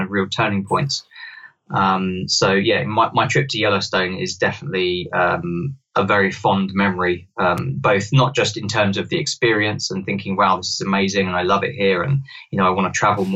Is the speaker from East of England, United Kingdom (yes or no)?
no; London, United Kingdom; I grew up in London